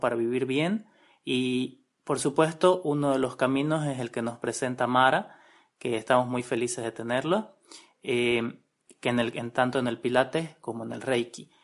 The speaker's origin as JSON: {"language": "Spanish", "country": "Bolivia", "said": "nosotros como bolivianos"}